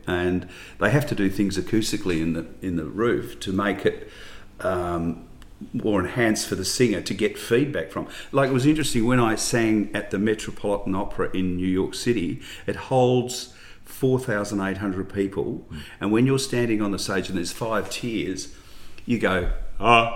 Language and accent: English; Ballarat, Victoria, Australia; growing up in Ballarat was great